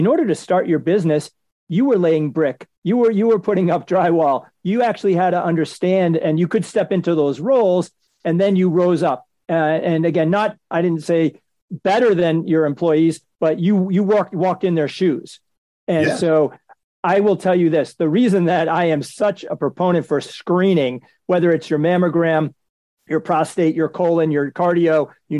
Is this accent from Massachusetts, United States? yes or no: yes; Boston, Massachusetts, United States; I'm from Boston